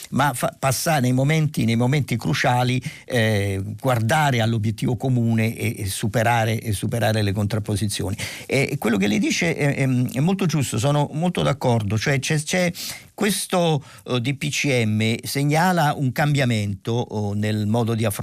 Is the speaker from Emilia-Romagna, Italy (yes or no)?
no; Marche, Italy; born there; buonsenso e pragmatismo marchigiano direi, insomma io sono nato nelle Marche quindi in qualche modo sono partecipe a questa idea